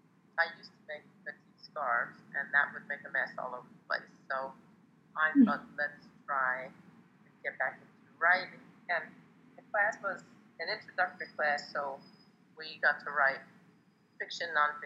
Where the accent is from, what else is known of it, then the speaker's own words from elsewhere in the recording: outside of Philadelphia, Pennsylvania, United States; now in Arizona, United States; I grew up in Pennsylvania, outside of Philadelphia, and I live in Arizona now.